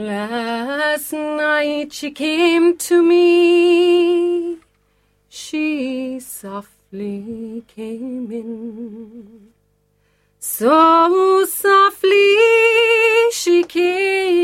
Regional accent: Newtownshandrum, Munster, Ireland; moved away as an adult; now in Buenos Aires, Argentina; I came from Newtown Shandrum, 850 people living there, and we're in Buenos Aires

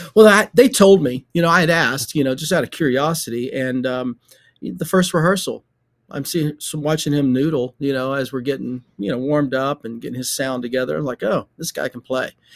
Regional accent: Shady Grove, Alabama, United States; when I was a little kid growing up in Shady Grove, Alabama, which is outside of Birmingham

